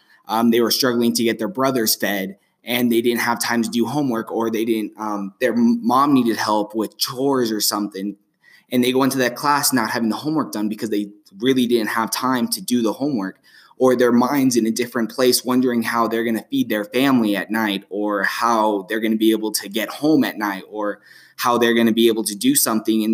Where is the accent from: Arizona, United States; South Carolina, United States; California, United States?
Arizona, United States; Flagstaff; most of our students come from Sunnyside, as myself